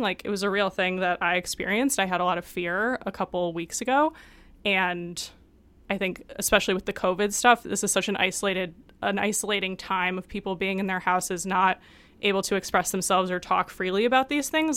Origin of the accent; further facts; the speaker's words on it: Detroit, Michigan, United States; growing up in Detroit